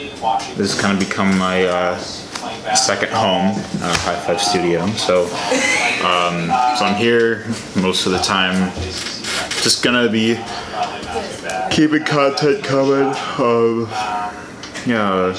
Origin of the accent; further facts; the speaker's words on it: Illinois, United States; I'm from Illinois